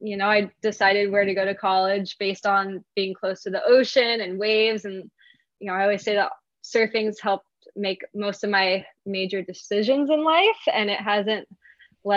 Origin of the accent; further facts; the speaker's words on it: Hilton Head, South Carolina, United States; where I grew up in Hilton Head in South Carolina.